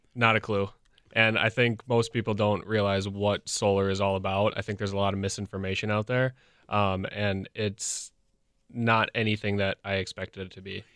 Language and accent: English; Franklin, Wisconsin, United States; I grew up in Franklin